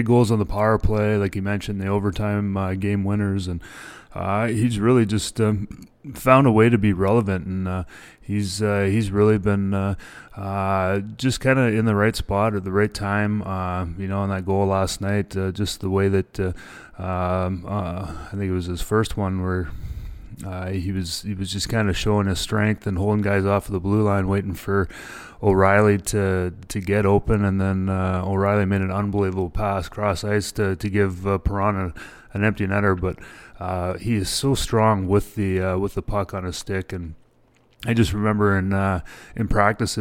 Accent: British Columbia, Canada; moved away; also born or lived in Regina, Saskatchewan; growing up in British Columbia, and then my 4 years in Regina

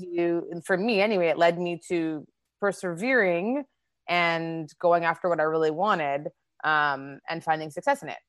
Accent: Winnipeg, Manitoba, Canada; moved away as an adult; also born or lived in Toronto / South Korea; now in Los Angeles, United States; I grew up in Winnipeg in Canada and started my comedy career there

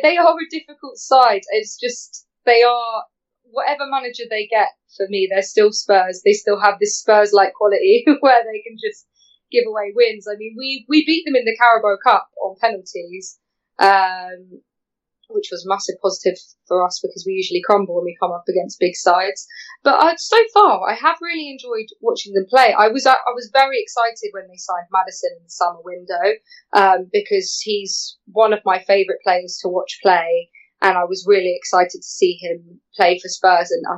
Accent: Brighton, South East England, United Kingdom; I'm actually from Brighton, even though I support Fulham. So when I was younger, I remember Brighton playing at Withdean

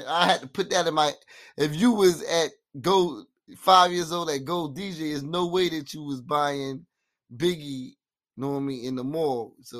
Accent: Atlanta, Georgia, United States; So growing up in Atlanta, you know what I'm saying? I know the music shit influences is crazy, you know what I mean? Just coming in the city, I'm always feeling it.

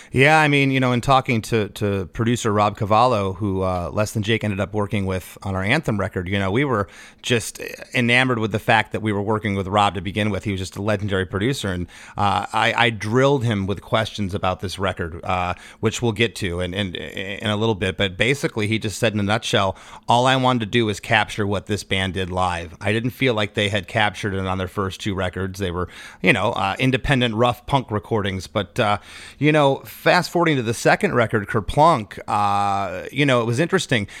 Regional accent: Port Charlotte, Florida, United States; also born or lived in Gainesville; my hometown of Port Charlotte

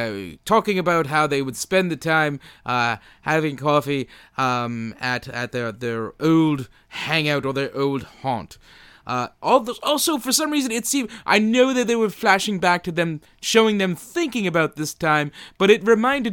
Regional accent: United Kingdom; Well, you know, I'm British. I speak my mind.

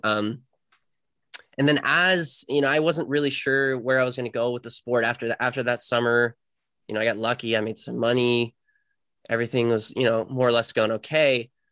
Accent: Cary, North Carolina, United States; I'm from Cary, North Carolina, which is like fifteen minutes away from N C State

